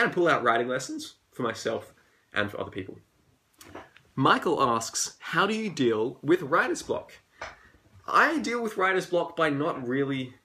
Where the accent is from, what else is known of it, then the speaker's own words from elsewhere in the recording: Australia; accent: Australian; I'm Australian, as you can tell by my accent